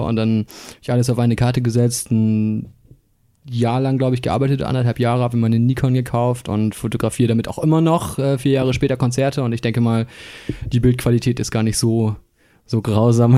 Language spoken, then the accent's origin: German; Bremen, Germany; moved away as an adult; now in Hamburg, Germany; ich kam ja gebürtig aus der Bremer Musikszene